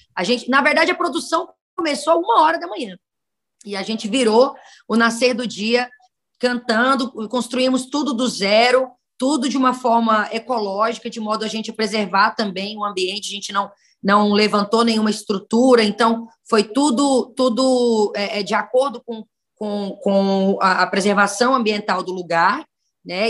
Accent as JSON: {"language": "Portuguese", "town": "Araguaína", "region": "Tocantins", "country": "Brazil", "tie": "born or raised there", "also_born_or_lived": "Northeast Brazil", "moved": "yes", "said": "Eu sou criada no estado do Tocantins, tenho uma história em vários lugares, né, inclusive pelo Nordeste"}